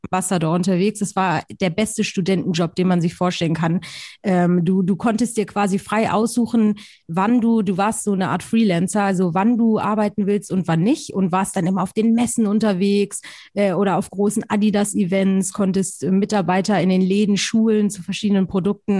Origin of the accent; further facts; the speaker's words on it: Hamburg, Germany; Ich komme original aus Hamburg